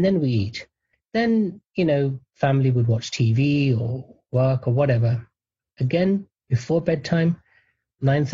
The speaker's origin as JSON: {"language": "English", "country": "United Kingdom", "tie": "born or raised there", "said": "I was born and raised in the United Kingdom."}